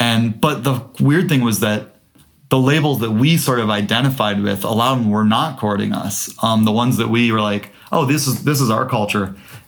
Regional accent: Midwest, United States; because as Midwesterner in 2001, that was like a really East Coast sound.

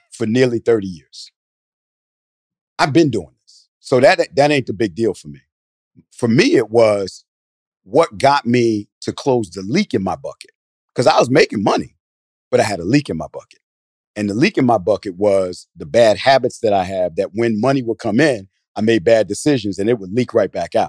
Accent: New Jersey, United States; now in Atlanta, United States; I'm from Jersey originally

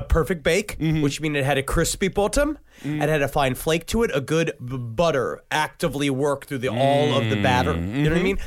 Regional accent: New York City, New York, United States; we grew up in Queens, there was a woman that lived across the street from us

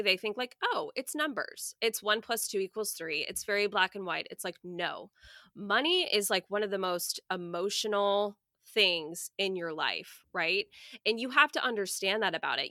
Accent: Coppell, Texas, United States; moved away as an adult; now in Houston, United States; I grew up in a suburb of Dallas called Cowpell

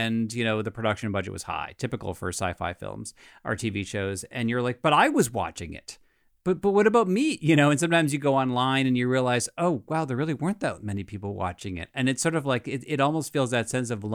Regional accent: United States; I'm an American

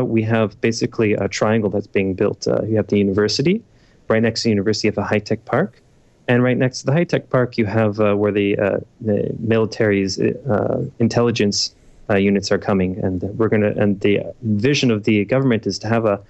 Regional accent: Toronto, Ontario, Canada; moved away as an adult; now in Israel; I came from Toronto, Canada. I was born there, and I moved to Israel when I was about 18 years old

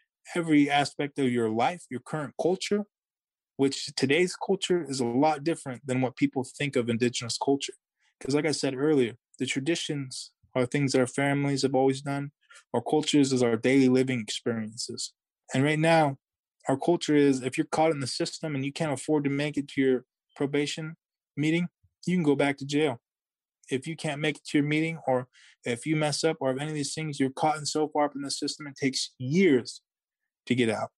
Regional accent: Yurok tribe, California, United States

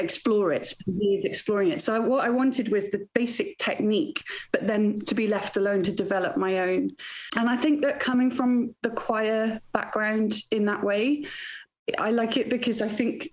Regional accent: Wales, United Kingdom; now in Bristol, United Kingdom; I grew up in Wales, where singing is a competitive sport

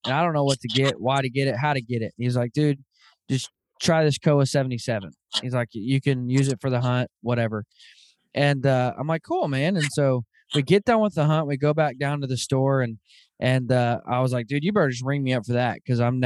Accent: Arkansas, United States; moved away; I grew up in Arkansas and I grew up in an area in Arkansas where there are bears

